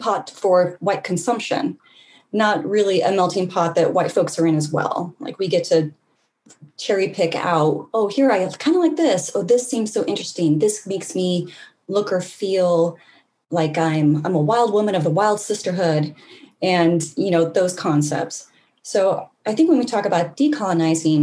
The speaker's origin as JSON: {"language": "English", "region": "Alaska", "country": "United States", "tie": "born or raised there", "also_born_or_lived": "Utah / Boston", "moved": "as an adult", "lives_now": "New York State, United States", "said": "originally born and raised in Alaska"}